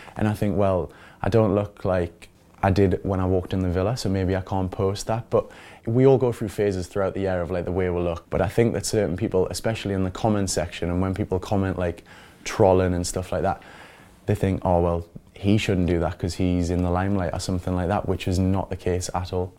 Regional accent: Newcastle upon Tyne, North East England, United Kingdom; moved away as an adult; also born or lived in London; I'm from Newcastle.

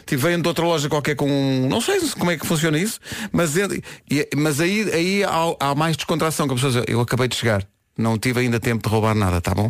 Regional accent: Lisbon, Portugal; a maternidade onde nasci é onde é hoje a maternidade, a, eh, a, eh, eh, o Hospital Dona Estefânia

